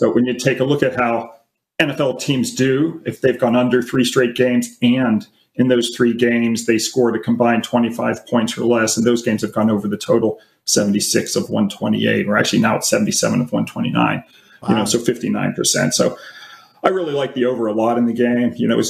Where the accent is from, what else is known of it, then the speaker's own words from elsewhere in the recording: Pittsburgh, Pennsylvania, United States; now in Los Angeles, United States; Yeah, I mean, we're all from Pittsburgh.